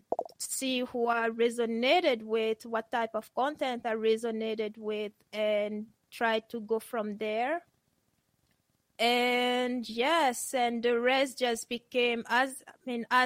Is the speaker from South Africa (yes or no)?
no; Geneva, Switzerland; moved away; also born or lived in Cameroon; Geneva, which is where I grew up